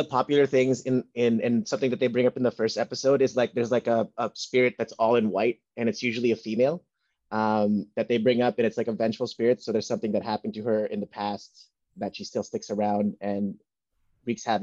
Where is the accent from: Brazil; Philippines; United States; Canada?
Philippines; So I think it's just cool to see because as being a Filipino, um, just cool seeing like something like this come out in the forefront of Netflix